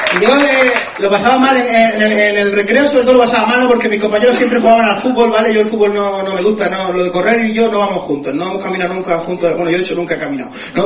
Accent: Spain; que somos españoles

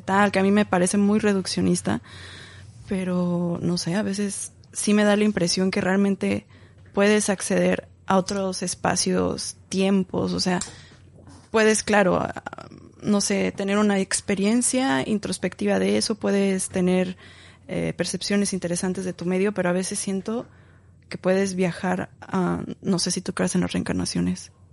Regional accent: Mexico City, Mexico; moved away; Yo soy de la Ciudad de México, ahí crecí. Ya después migré

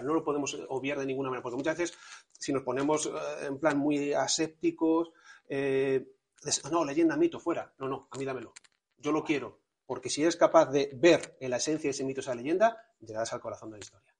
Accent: Toledo, Castilla-La Mancha, Spain; also born or lived in Madrid; nací en Madrid, pero a los siete años ya estaba en Toledo

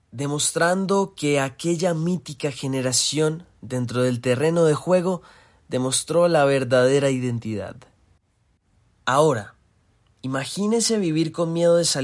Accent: Colombia; estábamos celebrando la misma causa, Colombia, que somos colombianos

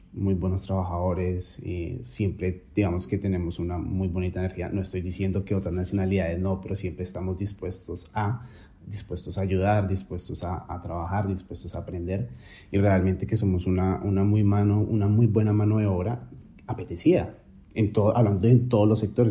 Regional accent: Colombia; moved away as an adult; now in Australia; Yo solo salí de Colombia pensando que iba por seis meses y volvía

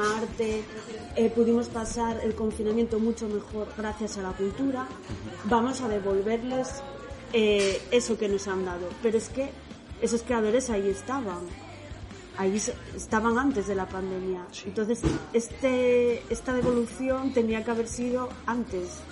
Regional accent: Oviedo, Asturias, Spain; soy de Oviedo, o sea, nací, nací en Oviedo, pero mis padres, Antonia y José Luis, Antonia es de Vímenes y José Luis es de Quirós, o sea que soy asturiana de pura cepa.

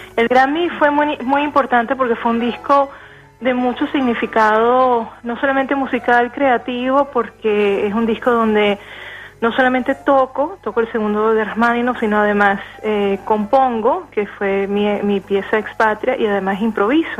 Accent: Venezuela; moved away; como todos los venezolanos que, estamos exiliados

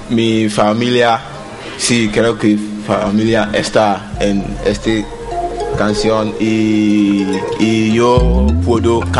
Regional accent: Ghana; Spanish is a second language; Eh, mi país es Ghana y está en África

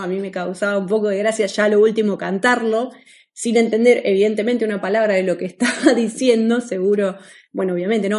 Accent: Argentina; moved away as an adult; nosotros somos de Argentina

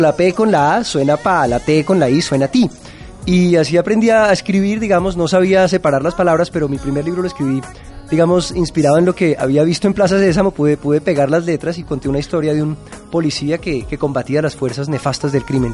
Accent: Bogotá, Colombia; Yo vengo de la capital de Colombia, que es Bogotá

